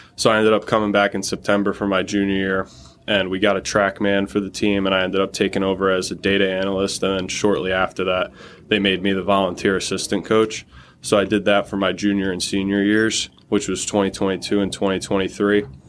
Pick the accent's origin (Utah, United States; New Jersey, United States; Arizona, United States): New Jersey, United States; Toms River; I'm from Tom's River, New Jersey. I played at Tom's River South